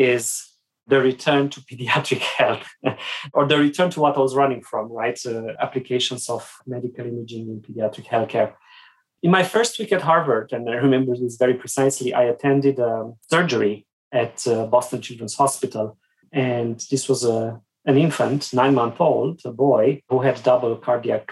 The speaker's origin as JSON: {"language": "English", "town": "Sibiu", "region": "Sibiu County", "country": "Romania", "tie": "born or raised there", "moved": "as an adult", "said": "I grew up in Romania behind the Iron Curtain many years ago"}